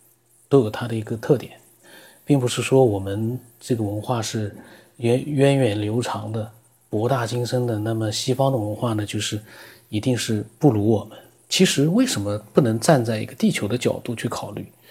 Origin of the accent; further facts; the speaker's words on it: China; 我们中国人自己也搞不明白啊。